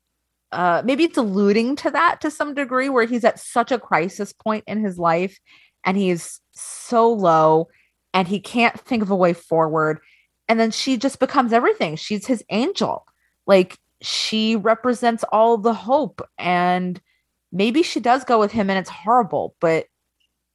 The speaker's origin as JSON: {"language": "English", "area": "Long Island", "region": "New York", "country": "United States", "said": "I'm from Long Island"}